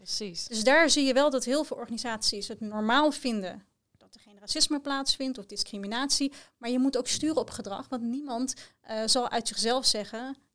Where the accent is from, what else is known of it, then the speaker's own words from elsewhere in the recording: The Hague, South Holland, Netherlands; uit Den Haag, ik ben daar geboren en getogen.